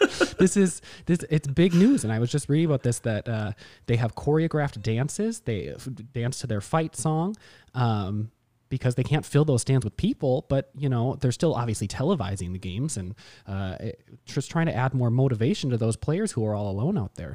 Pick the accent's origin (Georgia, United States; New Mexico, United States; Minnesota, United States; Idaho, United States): Minnesota, United States; Mankato; grew up in Mankato in the same family